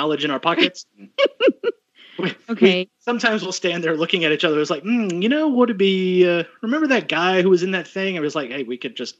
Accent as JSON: {"language": "English", "town": "Houston", "region": "Texas", "country": "United States", "tie": "born or raised there", "moved": "yes", "said": "I grew up partially in South Houston, so you had to learn Spanish real quick."}